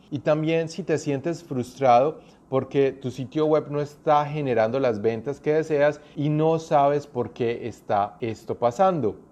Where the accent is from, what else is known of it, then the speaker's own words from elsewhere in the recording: Colombia; moved away as an adult; now in New Zealand; Yo soy colombiano, pero estoy viviendo hace más de 8 años aquí en Nueva Zelanda